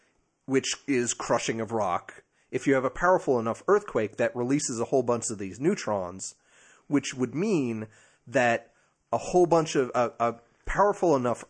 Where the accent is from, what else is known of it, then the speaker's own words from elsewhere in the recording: New Jersey, United States; I'm from Jersey. Deal with it.